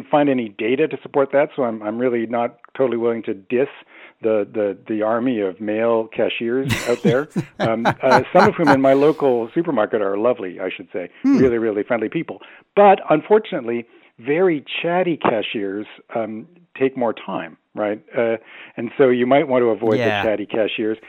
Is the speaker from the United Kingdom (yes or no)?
no; Toronto, Ontario, Canada; I'm from Toronto